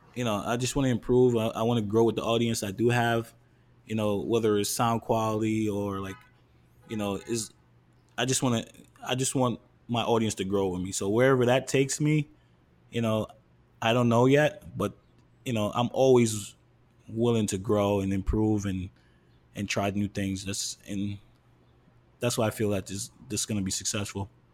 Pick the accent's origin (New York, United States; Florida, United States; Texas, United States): New York, United States; moved away as an adult; now in Harrison, New Jersey, United States; born and raised in New York